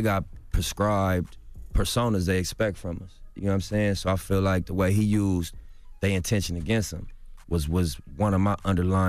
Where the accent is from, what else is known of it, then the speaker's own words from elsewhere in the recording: Los Angeles, California, United States; Just like, what's up … You know what I mean? I'm from L.A., bro, I'm from Rolling 60s.